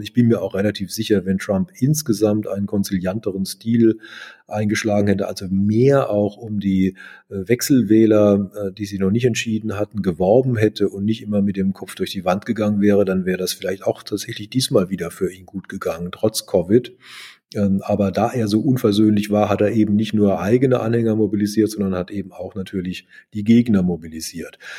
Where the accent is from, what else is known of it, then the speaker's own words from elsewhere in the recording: Germany; Ich war als Deutscher für ihn insofern auch interessant